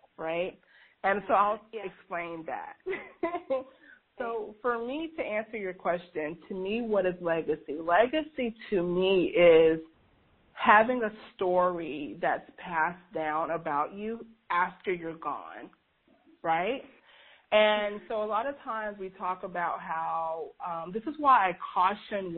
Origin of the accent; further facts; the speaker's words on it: Georgia, United States; as a kid growing up in the Deep South in a, you know, very racially tense, even in my generation, there was a lot of racial tension growing up in Georgia